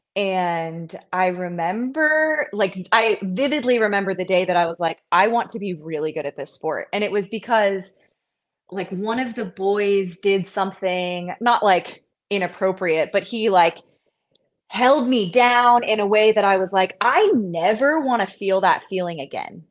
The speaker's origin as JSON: {"language": "English", "area": "the Bay Area", "region": "California", "country": "United States", "tie": "born or raised there", "also_born_or_lived": "San Jose", "lives_now": "Santa Cruz, United States", "said": "I grew up in the Bay Area for sure, but not, I wasn't in Santa Cruz"}